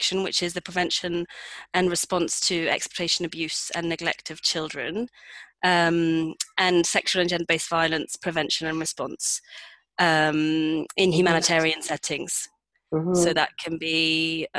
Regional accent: United Kingdom; moved away as an adult; also born or lived in Madrid / London; now in Pyrenees; I decided I wanted to move back to London at first, because I'm British

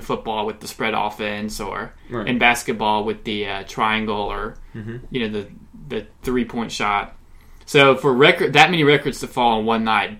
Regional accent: Lilburn, Georgia, United States; And I also love being a native of Atlanta, or really of Lilburn, a.k.a. Thrillburn, Georgia.

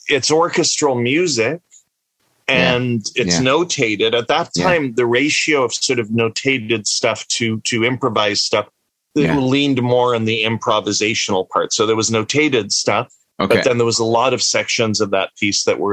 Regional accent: the Maritimes, Canada; also born or lived in Egypt; we moved from Egypt when I was quite young to the Maritimes

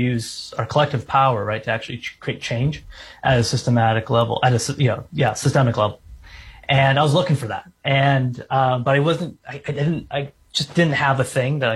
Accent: San Francisco, California, United States; moved away as an adult; also born or lived in Japan / Berkeley, California; now in Portland, United States; I was born in Japan, but I grew up in San Francisco

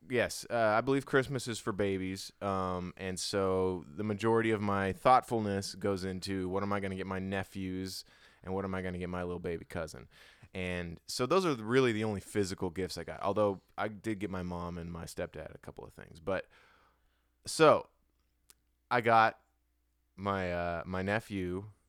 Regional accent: Hawaii, United States; I'm from Hawaii

